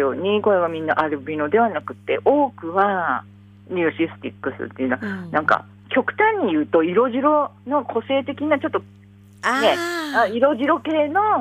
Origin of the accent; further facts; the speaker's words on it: Funka Bay, Hokkaido, Japan; 噴火湾私が、はいはい、私の地元なんです。